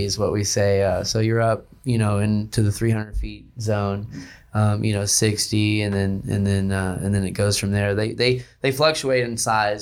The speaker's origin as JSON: {"language": "English", "town": "Houston", "region": "Texas", "country": "United States", "tie": "born or raised there", "also_born_or_lived": "Mexico / California", "said": "I grew up in Houston, Texas, and my home beach was Surfside"}